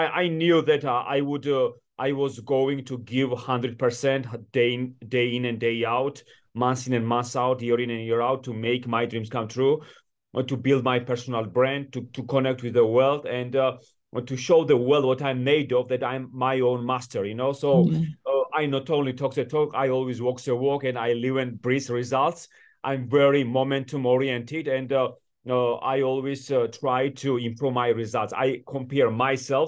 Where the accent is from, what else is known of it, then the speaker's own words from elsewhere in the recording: Georgia; also born or lived in Washington D.C., United States / New York City, United States; I was born in Georgia in the 90s when I was growing up in my country